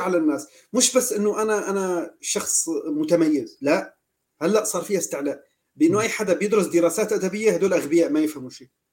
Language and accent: Arabic; Aleppo, Aleppo Governorate, Syria; نحن عندنا بالمدينه تبعنا اه لا نحن من حلب